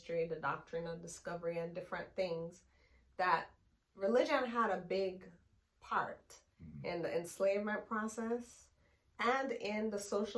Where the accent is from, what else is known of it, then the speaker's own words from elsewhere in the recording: United States; I was born in the United States to Jamaican parents, and my mother migrated here when I was young, and so I ended up living here and growing up here.